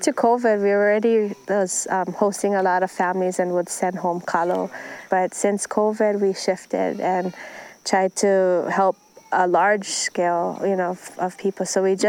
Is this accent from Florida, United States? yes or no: no; Honokaa, Hawaii, United States; also born or lived in Waipio; I was born in Honoka'a and spent a lot of time in Waipio.